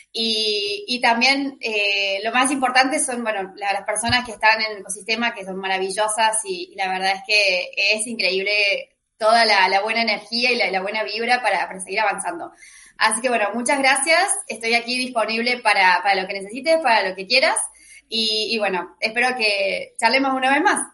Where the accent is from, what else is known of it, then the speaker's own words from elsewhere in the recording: Argentina; soy de Argentina